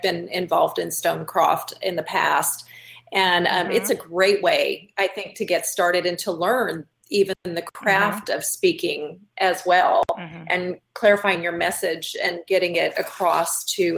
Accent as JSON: {"language": "English", "region": "California", "country": "United States", "moved": "yes", "lives_now": "Texas, United States", "said": "I came from California originally"}